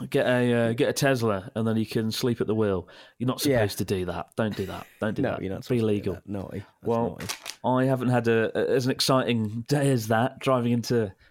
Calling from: Berlin, Germany; from Berlin in Germany.

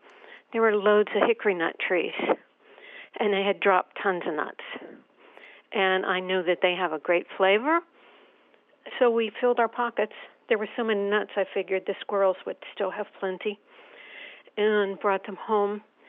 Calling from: Havertown, Pennsylvania, United States; Havertown, Pennsylvania.

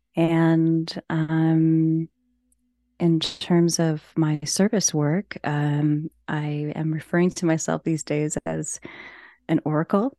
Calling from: Ontario, Canada; I am calling in from Ontario, Canada.

